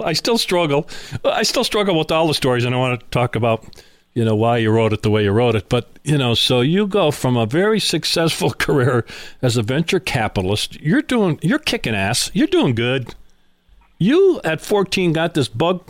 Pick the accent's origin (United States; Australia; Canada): United States; Scranton, Pennsylvania; we are in my hometown of Scranton, Pennsylvania